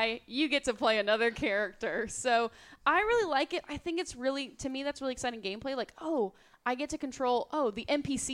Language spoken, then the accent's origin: English; Texas, United States; we're both from Texas